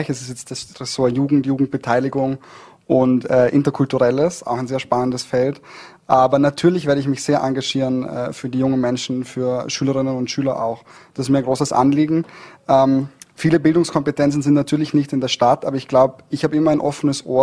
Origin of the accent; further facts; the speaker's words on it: Dornbirn, Vorarlberg, Austria; Also ich bin in Dornbirn aufgewachsen und ich bin sehr gerne in Dornbirn aufgewachsen.